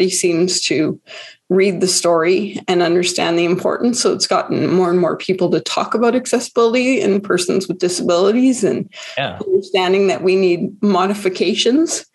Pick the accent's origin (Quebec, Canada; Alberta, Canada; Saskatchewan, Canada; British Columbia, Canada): Alberta, Canada; Calgary; I'm born and raised Calgarian